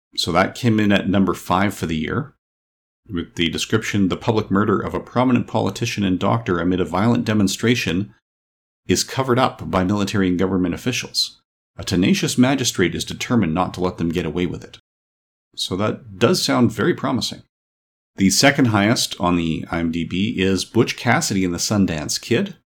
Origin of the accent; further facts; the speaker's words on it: Canada; I'm a Canadian.